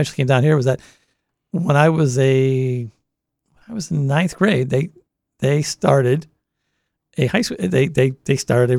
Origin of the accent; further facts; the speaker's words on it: Boston, Massachusetts, United States; accent: Boston; moved away as an adult; now in Delaware, United States; growing up in the Boston area